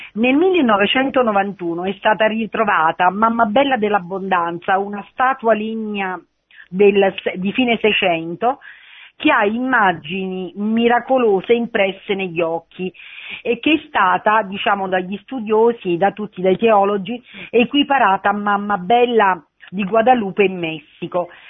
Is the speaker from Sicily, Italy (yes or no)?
no; Campania, Italy; now in Province of Rome, Italy; Sono campana, ehm, di nascita e di crescita